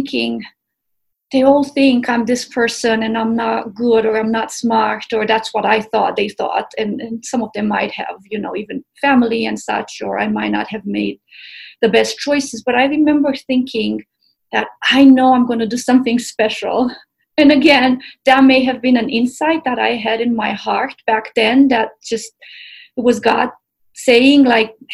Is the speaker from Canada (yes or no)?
no; Romania; also born or lived in Tennessee; now in Boulder, United States; I grew up in Romania